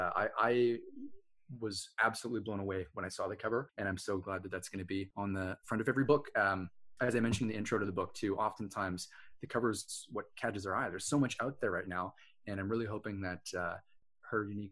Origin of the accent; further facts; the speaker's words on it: Edmonton, Alberta, Canada; I grew up in Edmonton, Alberta, which is fairly close to the Rocky Mountains